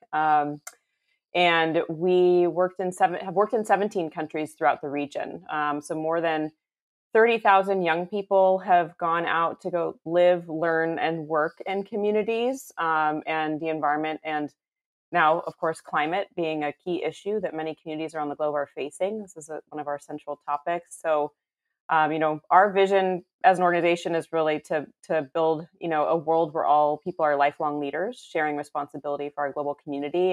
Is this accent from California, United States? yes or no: yes; San Francisco Bay Area, California, United States; moved away as an adult; now in Houston, United States; I was actually born and raised in a suburb of the San Francisco Bay Area in California